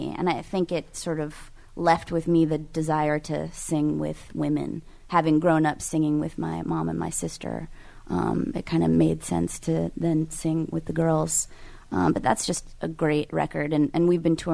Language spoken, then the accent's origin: English; California, United States; I'm from California